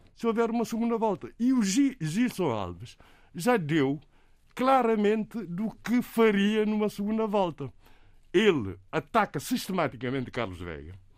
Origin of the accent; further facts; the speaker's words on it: Cape Verde; first language Cape Verdean Creole; Portuguese is a second language; a nossa língua materna seja chamada de crioulo, que se deve dizer língua cabo-verdiana